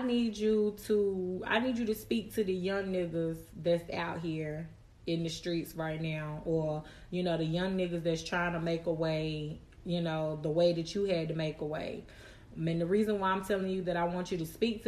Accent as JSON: {"language": "English", "town": "Charlotte", "region": "North Carolina", "country": "United States", "tie": "born or raised there", "said": "We was raised in Charlotte off West Boulevard"}